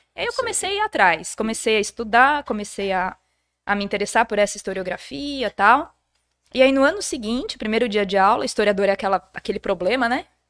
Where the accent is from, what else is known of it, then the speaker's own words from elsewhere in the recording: Jundiaí, São Paulo, Brazil; sou daqui de Jundiaí mesmo